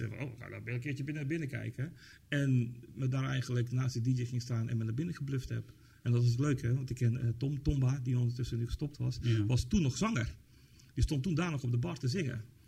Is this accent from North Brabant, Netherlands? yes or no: yes; Tilburg, North Brabant, Netherlands; ik kom uit Tilburg